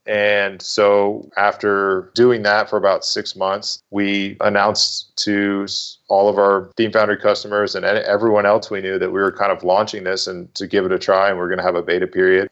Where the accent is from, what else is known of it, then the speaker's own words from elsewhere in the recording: Massachusetts, United States; moved away as an adult; also born or lived in North Carolina; I'm originally from Massachusetts, grew up, born and raised there.